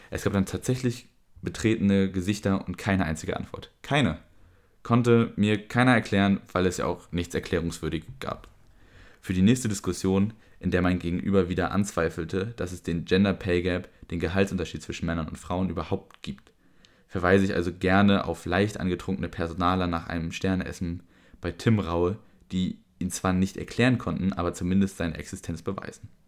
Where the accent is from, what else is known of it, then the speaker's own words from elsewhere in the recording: Berlin, Germany; Ich bin in Kreuzberg aufgewachsen. Für uns gab es keine Unterschiede zwischen Mann, Frau, Moslem, Christ, Schwul. Das gab es alles auf einer Straße.